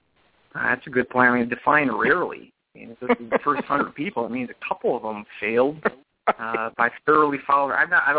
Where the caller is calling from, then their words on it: Minnesota, United States; I'm calling from Minnesota.